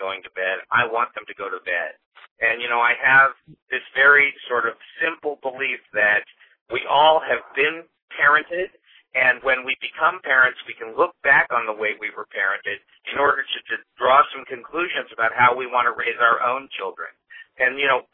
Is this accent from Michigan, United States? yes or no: no; Los Angeles, California, United States; I'm from Los Angeles, California